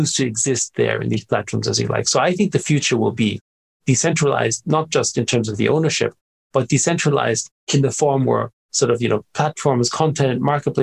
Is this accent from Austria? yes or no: yes; Austria; I grew up in Austria